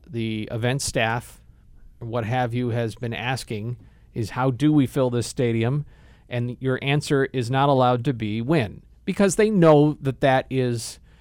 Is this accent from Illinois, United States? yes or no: yes; Naperville, Illinois, United States; also born or lived in Downers Grove, Illinois; I say I'm from Naperville, and I am.